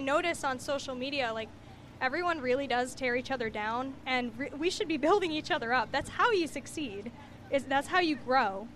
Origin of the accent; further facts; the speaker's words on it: Wappingers Falls, New York, United States; I grew up down in Wappingers